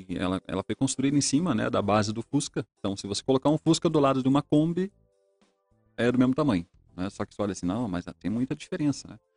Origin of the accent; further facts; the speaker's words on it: Ponta Grossa, Paraná, Brazil; eu sou nascido aqui em Ponta Grossa, né?